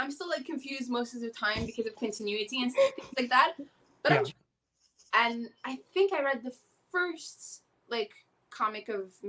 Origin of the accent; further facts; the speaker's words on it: Canada; I am obviously Muslim. I am from Canada. I also immigrated